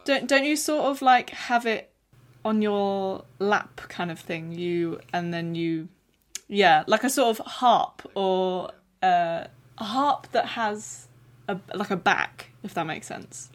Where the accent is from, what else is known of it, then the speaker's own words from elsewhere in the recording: Ukraine; moved away; we are both fellow Ukrainian friends from our hometown